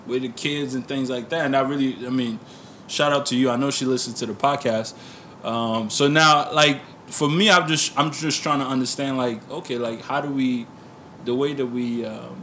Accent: Maryland, United States; now in Toronto, Canada; I grew up in Maryland

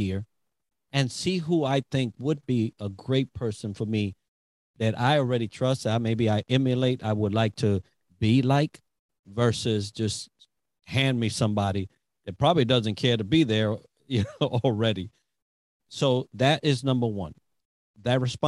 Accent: New York City, New York, United States; We're from the Bronx

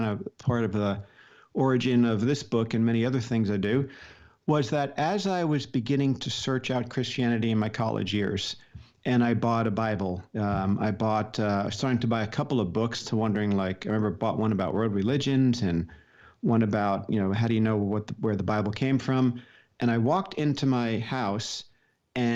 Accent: Paramus, New Jersey, United States; I grew up in Paramus, New Jersey, suburb of New York City, very close

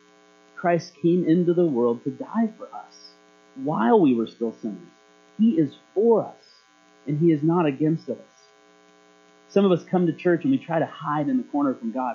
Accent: Alaska, United States; moved away; also born or lived in Marysville; When I was a kid growing up in Alaska, earthquakes were a very, very common thing

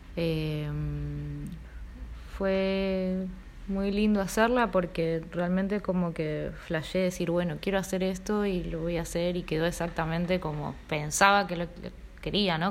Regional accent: Río Grande, Tierra del Fuego, Argentina; also born or lived in Uspallata, Mendoza; now in Buenos Aires, Argentina; Yo viví en Río Grande, crecí ahí

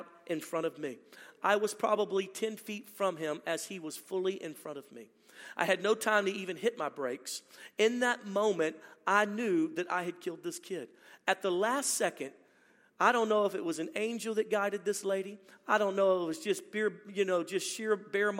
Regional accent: Baton Rouge, Louisiana, United States; My wife and I are from originally born and raised in Louisiana, Baton Rouge, Louisiana.

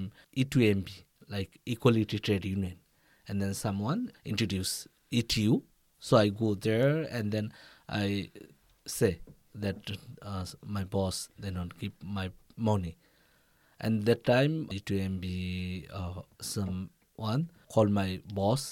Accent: Bangladesh; English is a second language; moved away as an adult; now in South Korea; from Bangladesh

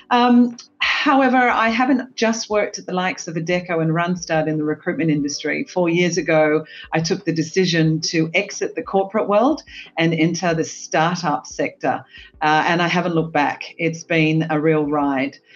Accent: Australia; accent: Australian; also born or lived in United States / South Africa / Greece / Switzerland; now in Singapore; as you can hear from my accent, Australian, bit of a global citizen, lived in the US, South Africa, Greece, Switzerland, Australia, and now the beautiful Singapore.

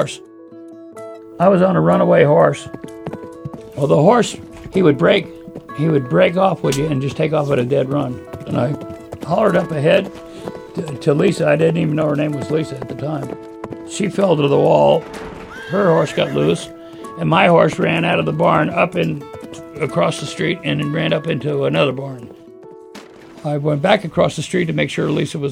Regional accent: Scarborough, Maine, United States; I was born in Scarborough, Maine. Specifically, I was born in the grandstand at Scarborough Downs as a racetrack. My dad was a jockey, and my grandfather was a trainer. And so I started at the racetrack at a real early age

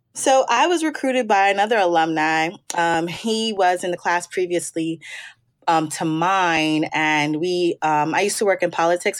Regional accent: Maryland, United States; also born or lived in New York; I'm born and raised on the East Coast. I'm uh, birthplace is New York, and but I've been in Maryland since third grade, so I consider myself a Marylander

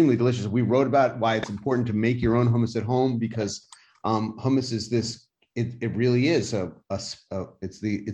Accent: United States; I'm from America

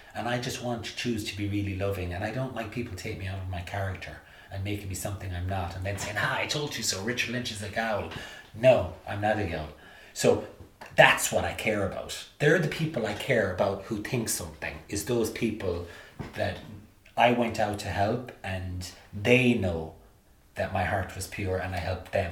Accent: Limerick, Munster, Ireland; moved away as an adult; also born or lived in New York, United States; I remember going around Limerick in the eighties with my lino, body popping and breakdance

